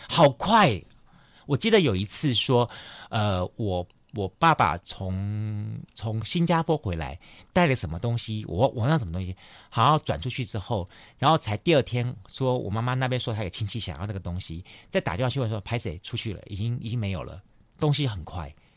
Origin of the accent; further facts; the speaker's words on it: Kaohsiung, Taiwan; 我们高雄人看见世界的